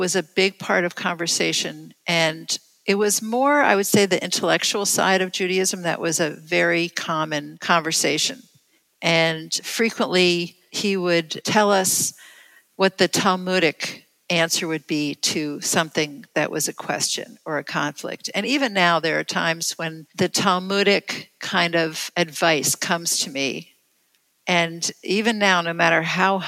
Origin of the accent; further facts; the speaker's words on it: New York City, New York, United States; moved away as an adult; also born or lived in Harrisburg, Pennsylvania / Baltimore / Pittsburgh; when I was 10, we moved to New York City, which is where my family considered that we were home